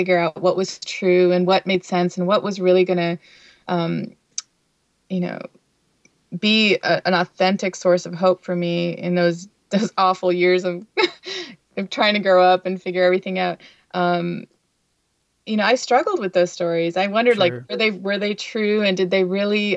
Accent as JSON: {"language": "English", "town": "Windsor", "region": "Ontario", "country": "Canada", "tie": "born or raised there", "also_born_or_lived": "Chicago / Long Island, New York", "moved": "yes", "lives_now": "New York, United States", "said": "where I grew up in Windsor, Ontario, was very diverse"}